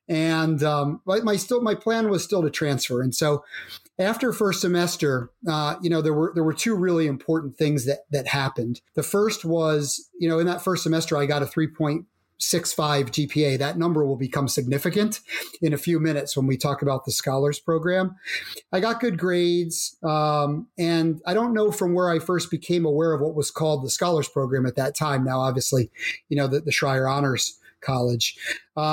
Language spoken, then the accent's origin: English; Pennsylvania, United States; I grew up in Pennsylvania